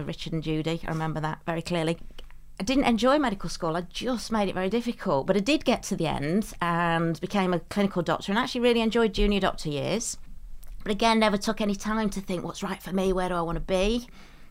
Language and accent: English; Derbyshire, East Midlands, United Kingdom; now in Sheffield, United Kingdom; Sheffield is my adopted home. I was from Derbyshire